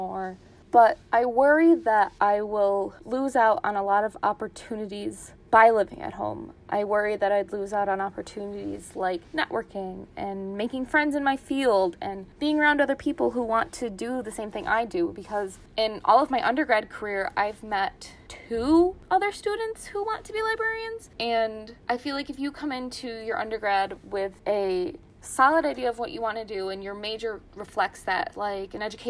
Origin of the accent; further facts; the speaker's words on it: Ilion, New York, United States; I am from Ilion, New York, which is near Utica, New York, about an hour from Syracuse